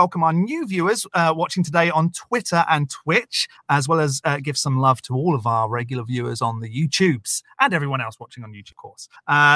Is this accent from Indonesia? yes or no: no; United Kingdom; now in United States; I'm a Brit that lives in America